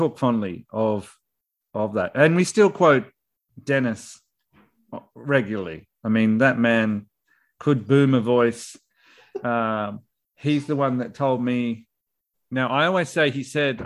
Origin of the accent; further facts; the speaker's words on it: Australia